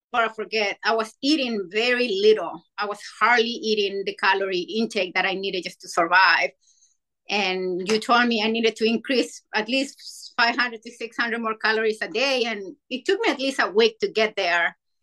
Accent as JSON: {"language": "English", "country": "Chile", "moved": "as an adult", "lives_now": "Virginia, United States", "said": "I'm from Chile, so I moved to the state"}